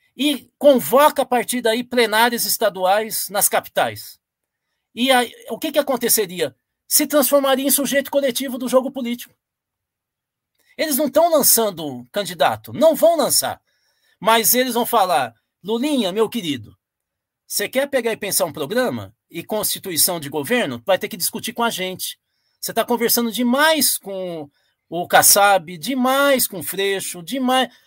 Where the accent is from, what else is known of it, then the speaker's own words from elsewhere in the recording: Tupã, São Paulo, Brazil; A região onde eu nasci, que é a região de Tupã, Marília, essa região aí